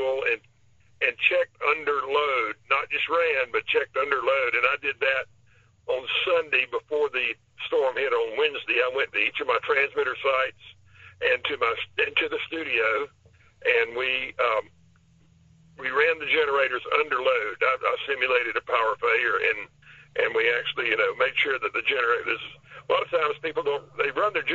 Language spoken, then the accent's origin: English; Panama City, Florida, United States; I was born and raised in Panama City